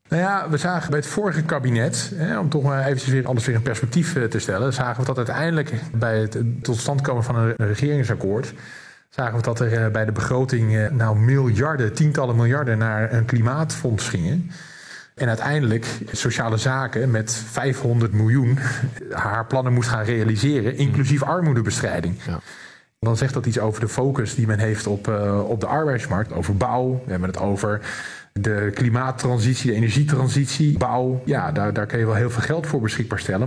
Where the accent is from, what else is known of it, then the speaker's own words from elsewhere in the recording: Rotterdam, South Holland, Netherlands; als een echte Rotterdammer